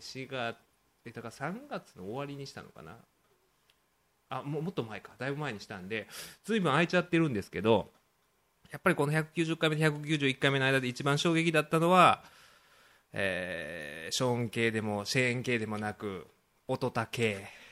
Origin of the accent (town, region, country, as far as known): Osaka, Japan; born or raised there; now in Tokyo, Japan